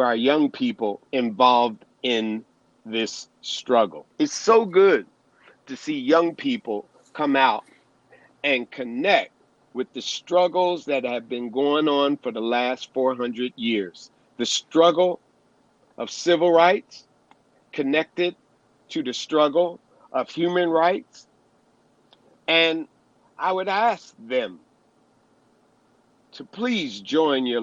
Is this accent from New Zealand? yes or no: no; Pennsylvania, United States; I was born in Pennsylvania.